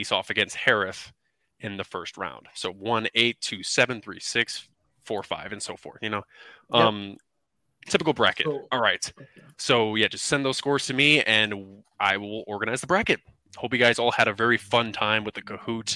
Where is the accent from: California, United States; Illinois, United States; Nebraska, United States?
Illinois, United States; Chicago; Chicago. Like that's my hometown